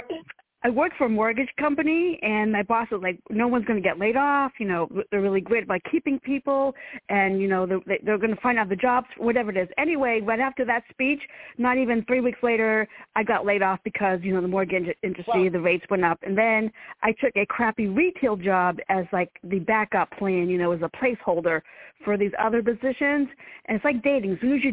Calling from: Virginia, United States; I'm calling from Virginia.

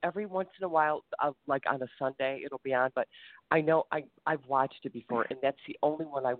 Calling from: Ohio, United States; I'm sorry. I'm calling from Ohio.

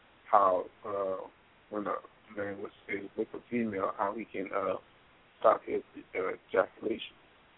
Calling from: Orlando, Florida, United States; I'm calling from Orlando.

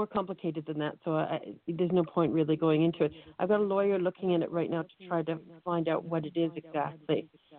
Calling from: United Kingdom; I'm calling from the UK, actually.

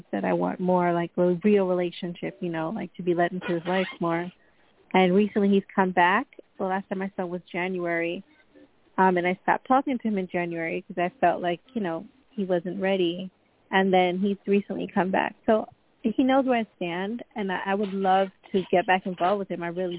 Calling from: Long Island, New York, United States; Hi, New York, Long Island, New York.

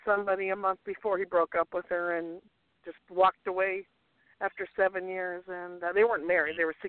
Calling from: Minneapolis, Minnesota, United States; from Minneapolis.

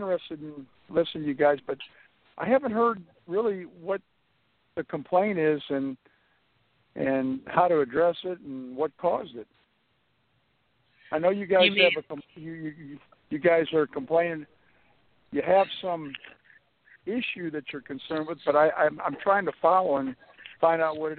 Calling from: Virginia, United States; from Virginia.

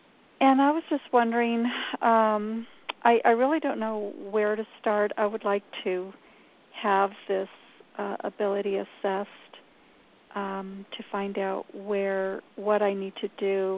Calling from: New Mexico, United States; I'm in New Mexico.

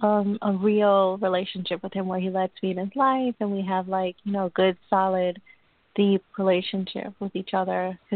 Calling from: Long Island, New York, United States; From New York, from Long Island, New York.

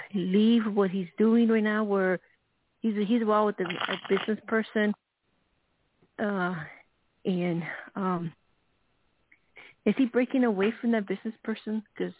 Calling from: Arizona, United States

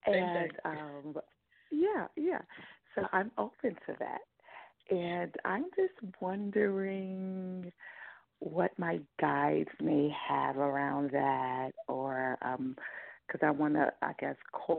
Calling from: Brooklyn, New York, United States; New York, Brooklyn.

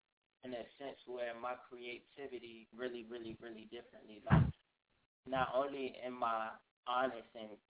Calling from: Richmond, Virginia, United States; I'm calling straight from Richmond, Virginia, live in the heart of the city. 804, we here.

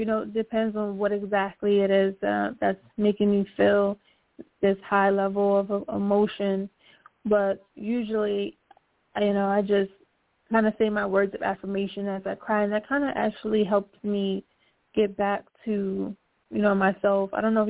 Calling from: Philadelphia, Pennsylvania, United States

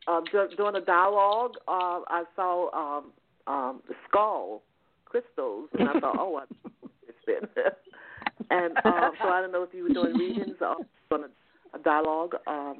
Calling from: Georgia, United States; I'm calling from Georgia.

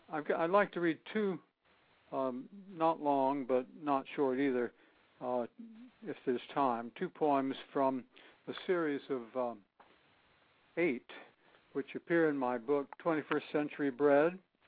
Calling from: East Hampton, Connecticut, United States; I'm calling from East Hampton, which is southeast of Hartford, Connecticut, all the way across the country.

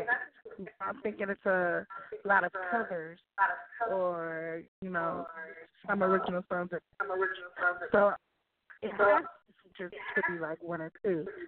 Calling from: Oakland, California, United States; I'm actually calling from Oakland, California.

